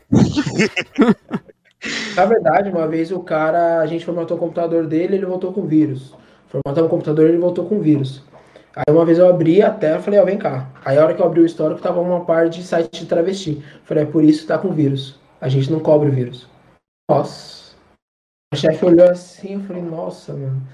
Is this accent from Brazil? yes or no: yes; São Paulo, Brazil; eu sou de São Paulo, é, na região de Pirituba